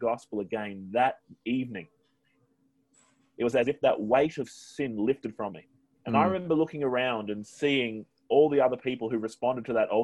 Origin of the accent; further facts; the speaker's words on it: Australia; moved away as an adult; now in Newquay, United Kingdom; I'm an Aussie